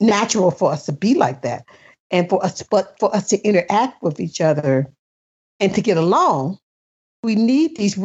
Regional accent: the South, United States; moved away; I grew up in the South

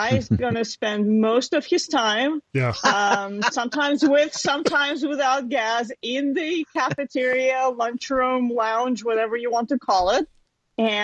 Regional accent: Ann Arbor, Michigan, United States; I am from Ann Arbor, Michigan

